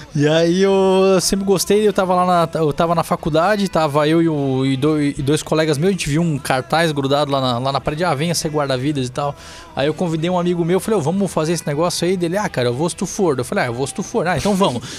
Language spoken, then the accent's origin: Portuguese; Balneário Camboriú, Santa Catarina, Brazil; also born or lived in Itajaí; eu nasci aqui, eu nasci em Itajaí, mas morei minha vida inteira em Balneário Camboriú